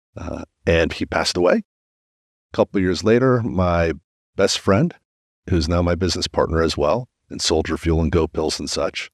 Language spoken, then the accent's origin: English; Washington, District of Columbia, United States; also born or lived in Mexico City, Mexico; I grew up in Washington, D C